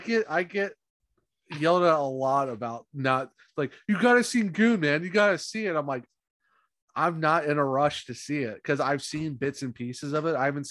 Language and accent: English; Ohio, United States; No, I'm from Ohio.